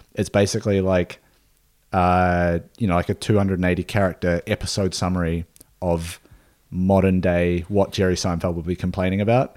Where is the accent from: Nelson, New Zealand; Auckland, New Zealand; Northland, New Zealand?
Nelson, New Zealand; Nelson, New Zealand, my hometown